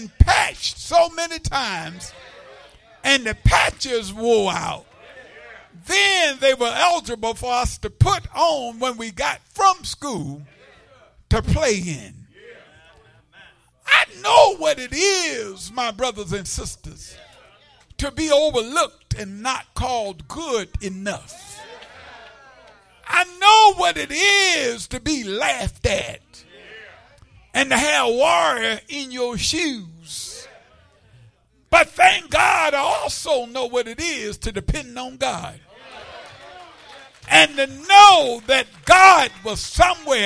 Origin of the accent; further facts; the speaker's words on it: the South, United States; growing up in the South, segregated South, sharecropper child